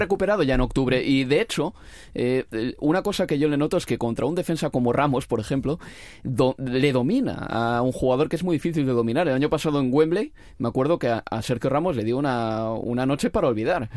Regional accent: Spain; los españoles tenemos

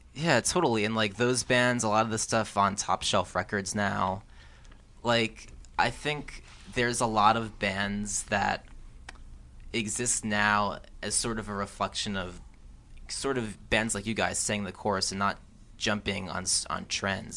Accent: New Jersey, United States; where I grew up in New Jersey

